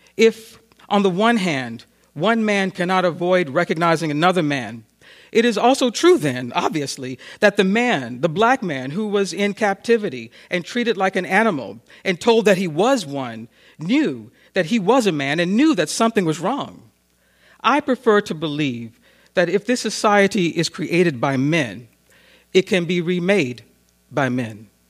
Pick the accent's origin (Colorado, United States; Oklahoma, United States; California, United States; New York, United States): New York, United States; as we say in Harlem